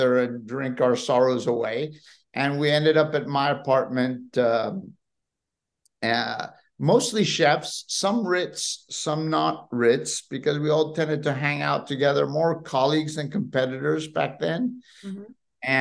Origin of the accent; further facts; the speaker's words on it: Madrid, Community of Madrid, Spain; now in California, United States; I grew up in Madrid of a Spanish mother